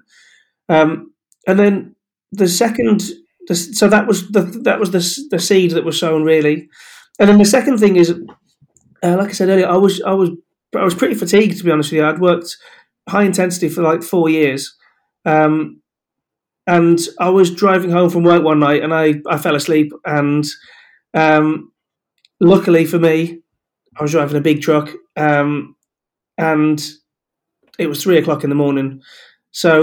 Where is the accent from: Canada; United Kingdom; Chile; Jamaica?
United Kingdom; Aberystwyth, Wales; also born or lived in the Midlands; I always wanted to stay in the area that I grew up in, which is really, I mean, I was born in the Midlands, but Wales is home, and Aberystwyth in particular is home.